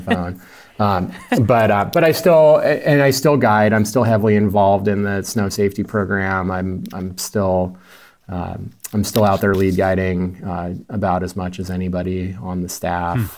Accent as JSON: {"language": "English", "town": "Ketchum", "region": "Idaho", "country": "United States", "tie": "born or raised there", "also_born_or_lived": "Montana", "moved": "yes", "said": "I was born and raised in the Wood River Valley, so, uh, Ketchum was what I considered hometown."}